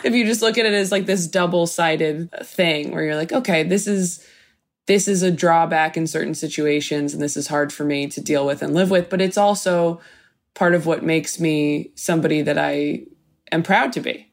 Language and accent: English; Temecula, California, United States; born or raised there